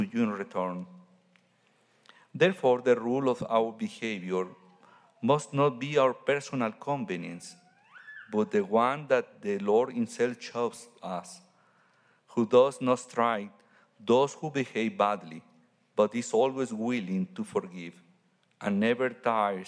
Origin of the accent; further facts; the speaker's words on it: Mexico; now in Santiago, Chile; I'm from Mexico